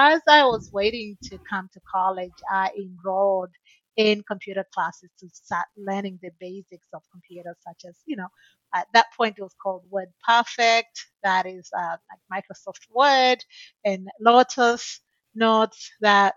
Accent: Tanzania; moved away as an adult; now in United States; I'm originally from Tanzania, and when I graduated from high school in Tanzania

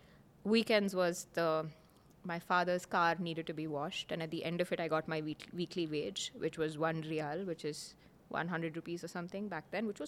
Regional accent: Oman; So they moved and I grew up in Oman.

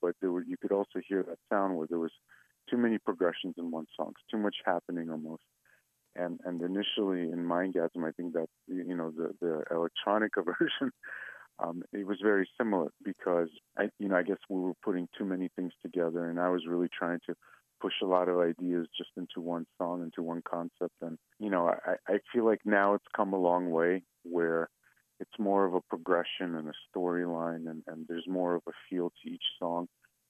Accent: Saint Petersburg, Russia; English is a second language; now in United States; We're both from the Eastern Bloc. I myself originally from St. Petersburg, Russia, but I spent most of my life here in the States.

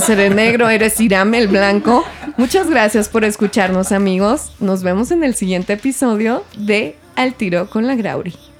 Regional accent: Mexico; soy mexicana

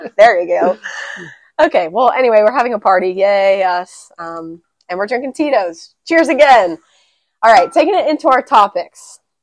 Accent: The Woodlands, Texas, United States; also born or lived in San Antonio, Texas / Memphis, Tennessee; I was born and raised here in Texas

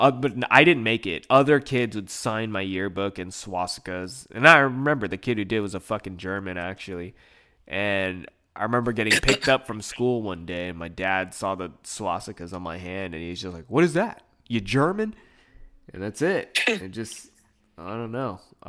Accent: Philippines; And I'm Filipino, you know, so it's very off-putting.

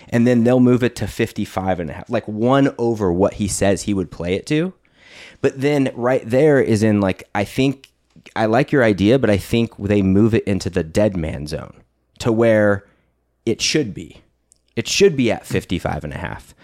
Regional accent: California, United States; we're from California

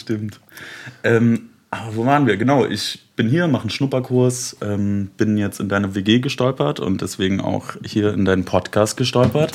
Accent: Leipzig, Saxony, Germany; also born or lived in Bremen; Ich komme eigentlich aus Leipzig, arbeite da in einem Fahrradladen

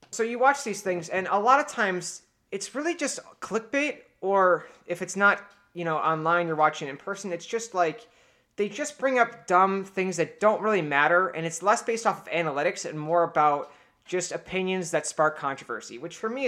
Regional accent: Cleveland, Ohio, United States; born there; now in Buffalo, United States; because I was born in Cleveland

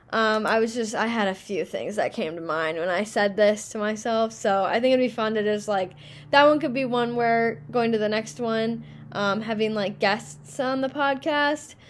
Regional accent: Minnesota, United States; I'm from Minnesota

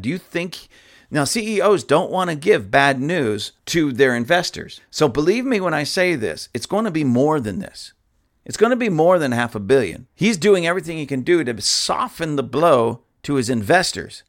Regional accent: Lancaster, California, United States; my own hometown, Palmdale, Lancaster, or actually in my hometown, Lancaster

